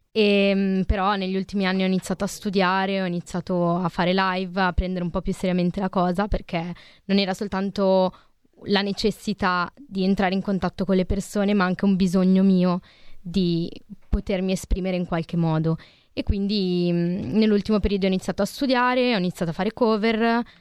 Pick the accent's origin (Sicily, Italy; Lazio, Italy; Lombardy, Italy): Lombardy, Italy; Limbiate; Di Limbiate.